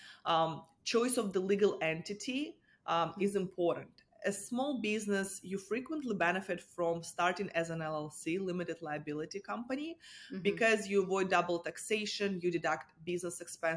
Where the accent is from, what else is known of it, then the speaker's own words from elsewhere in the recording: Russia; moved away as an adult; now in United States; I'm an immigrant. I'm originally from Russia.